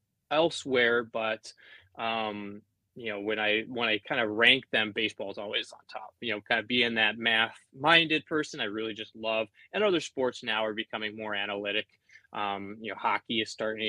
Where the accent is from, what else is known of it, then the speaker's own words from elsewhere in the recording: Duluth, Minnesota, United States; I grew up in Duluth, Minnesota, which is right on the tip of Lake Superior